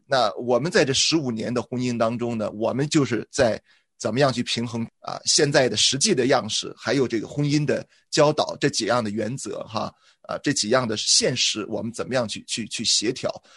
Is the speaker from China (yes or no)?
yes; Shandong, China; 我是山东人了，我们山东人一贯都认为男主外，女主内